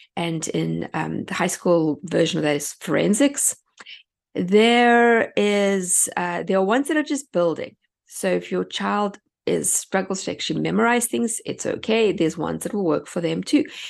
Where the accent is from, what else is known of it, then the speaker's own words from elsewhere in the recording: South Africa; moved away as an adult; now in United States; I come from South Africa